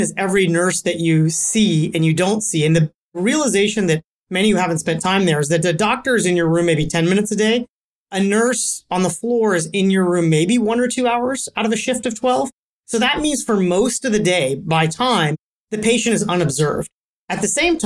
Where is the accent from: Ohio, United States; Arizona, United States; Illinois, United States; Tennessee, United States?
Ohio, United States; Cincinnati; moved away; also born or lived in Silicon Valley, California; I was born in Cincinnati, Ohio, and I moved out to the Valley